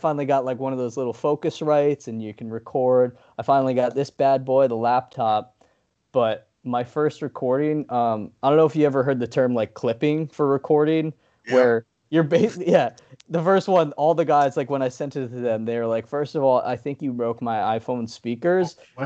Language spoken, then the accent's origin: English; New York, United States; We're from New York